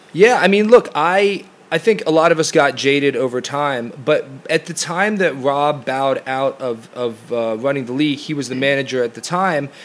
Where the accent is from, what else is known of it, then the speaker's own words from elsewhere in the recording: United States; moved away as an adult; the sort of soccer environment that I grew up in in the United States